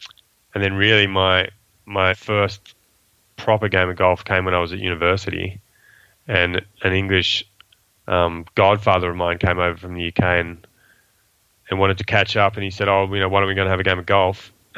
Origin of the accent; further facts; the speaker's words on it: Sydney, New South Wales, Australia; also born or lived in Kuala Lumpur, Malaysia; I was brought up predominantly in Sydney. I say that predominantly because my parents were working in Asia, so I spent 7 years living in Malaysia, in Kuala Lumpur, between the ages of, 7 and 10, and then 15 and 19.